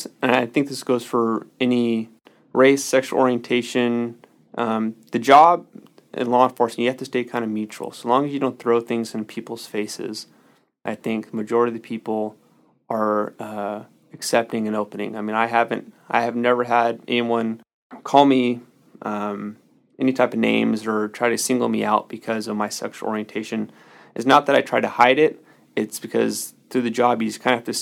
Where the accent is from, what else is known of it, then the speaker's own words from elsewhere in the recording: Solano County, California, United States; I grew up in Solano County, very sheltered to Solano County